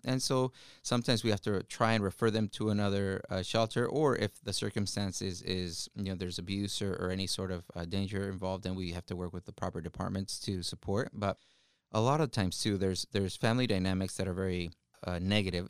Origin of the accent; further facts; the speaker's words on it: Wapato, Washington, United States; English is a second language; also born or lived in Ecatepec, Mexico; I grew up in Wapato, Washington, which is in the Yakima Valley.